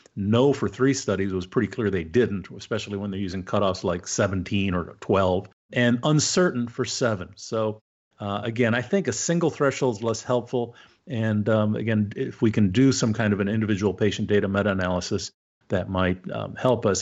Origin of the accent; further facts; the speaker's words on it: Canada; now in United States; I'm Canadian originally, so I, I'd like to think it's better in my homeland.